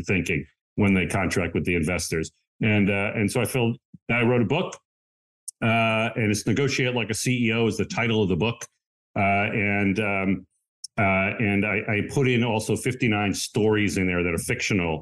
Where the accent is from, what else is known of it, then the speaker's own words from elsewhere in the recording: Long Island, New York, United States; moved away as an adult; also born or lived in Philadelphia / New Jersey; I grew up in Long Island, New York